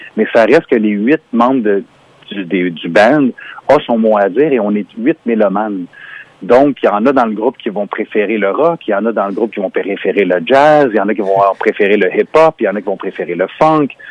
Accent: Montreal, Quebec, Canada; On est non seulement canadiens, on est Québécois et Montréalais

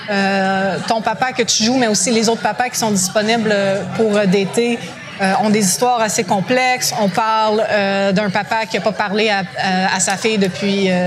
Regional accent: Montreal, Quebec, Canada; notre aventure se passe en anglais, mais étant montréalais, on est tous bilingues.

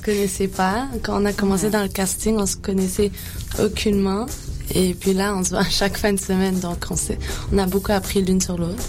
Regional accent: Quebec, Canada; je suis née au Québec. Je suis pas née à l'île Maurice

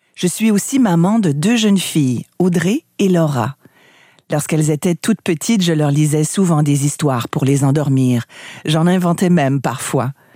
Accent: Canada; Chez moi au Canada

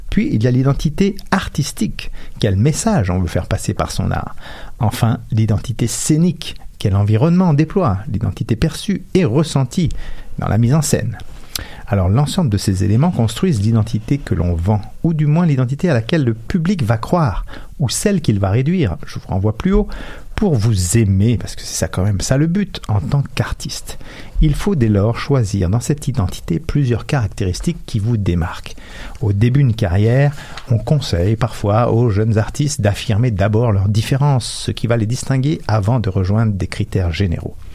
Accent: Quebec, Canada; On est tous des Québécois, mais je suis le seul et unique … dont les caractéristiques permettent de me définir sur ma carte d'identité.

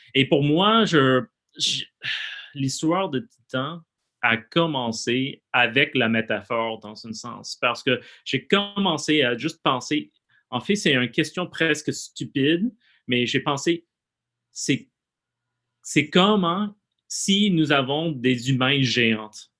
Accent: United States; French is a second language; moved away as an adult; now in Montreal, Canada; je suis plus, euh, comme artiste québécois, même si je viens des États-Unis

